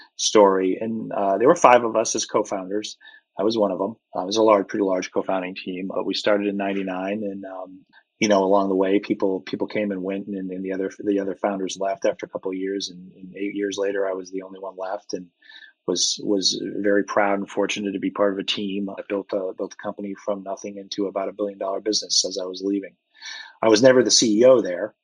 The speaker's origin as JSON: {"language": "English", "area": "outside of Hartford", "region": "central Connecticut", "country": "United States", "tie": "born or raised there", "also_born_or_lived": "Colorado Springs, Colorado / Lubbock, Texas", "moved": "as an adult", "said": "I grew up in central Connecticut, outside of Hartford, up in the quiet part of the state, uh, and grew up there for 18 years"}